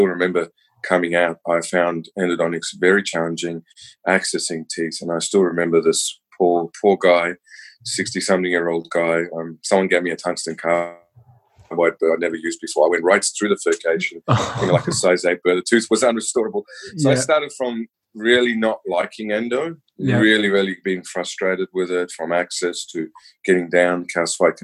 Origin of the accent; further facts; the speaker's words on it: New Zealand; I'm born and bred in New Zealand.